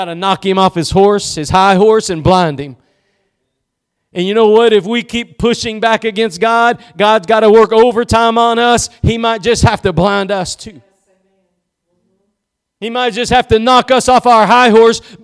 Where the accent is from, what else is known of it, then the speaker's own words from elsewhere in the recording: East Texas, United States; I'm just from East Texas